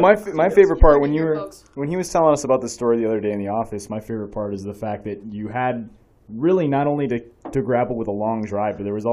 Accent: Battle Creek, Michigan, United States; I'm from Battle Creek, which is like 20 minutes

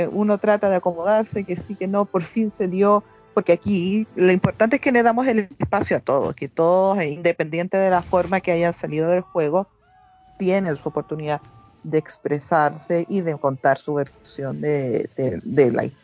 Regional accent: Peru; de Perú.

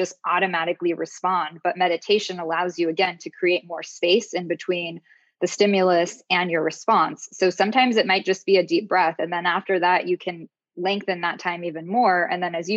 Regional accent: Southern California, United States; I grew up in Southern California

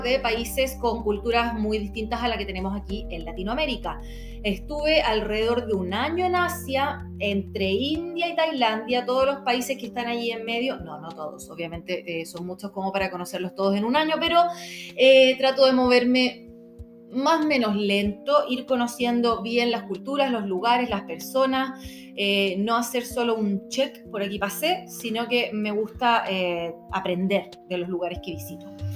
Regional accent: Santiago, Santiago Metropolitan Region, Chile; soy de Santiago de Chile

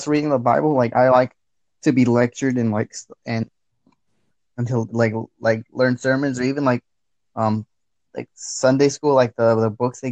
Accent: the South, United States; I'm Hispanic, but like I grew up in the South

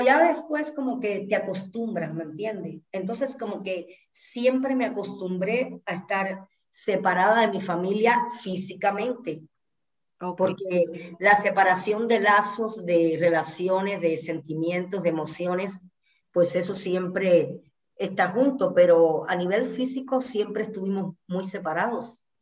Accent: Santa Clara, Villa Clara, Cuba; moved away as an adult; also born or lived in Havana, Cuba; now in Mexico; otro municipio que quedaba cerquita de Santa Clara, que fue donde yo nací

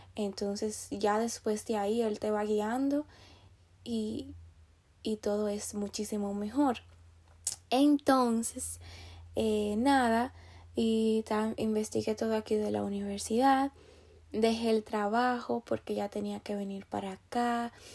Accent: Dominican Republic; also born or lived in New York, United States; now in Pennsylvania, United States; yo soy de República Dominicana

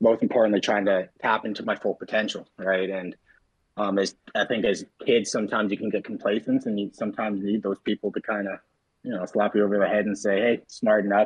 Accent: Regina, Saskatchewan, Canada; I'm a prairie boy through and through, born and raised in Saskatchewan, most of my life in Regina.

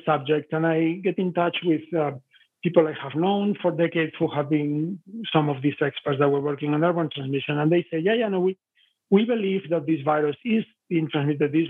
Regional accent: Spain; moved away; I'm originally from Spain, and I have some friends from northern Italy from the time I was living in Spain.

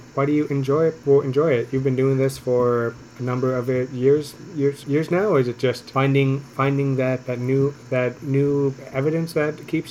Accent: London, Ontario, Canada; I'm from London, Ontario

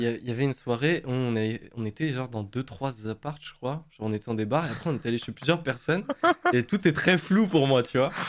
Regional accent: Moselle, Grand Est, France; on vient de Moselle

